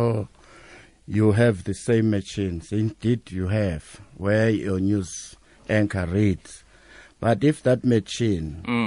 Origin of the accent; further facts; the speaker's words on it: Upper Ngungu, Eastern Cape, South Africa; I grew up in Eastern Cape in a village called Apa Ngungu